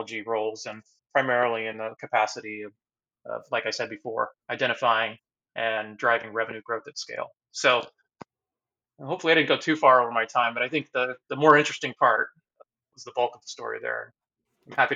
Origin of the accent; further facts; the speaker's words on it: Boulder, Colorado, United States; moved away as an adult; also born or lived in Dallas, Texas / Ann Arbor, Michigan; now in Seattle, United States; I would say Boulder, because that's really where I went from elementary through